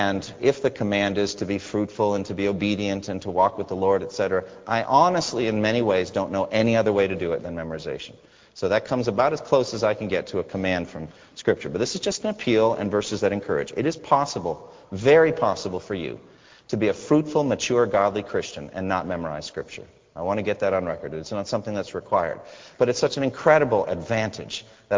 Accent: United States; Being an American there

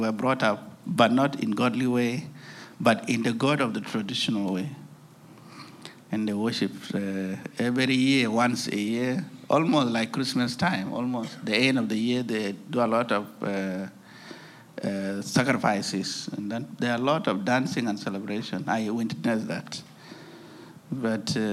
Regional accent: South Sudan; from South Sudan. I work for Alarm South Sudan. And I was born in a country called South Sudan now

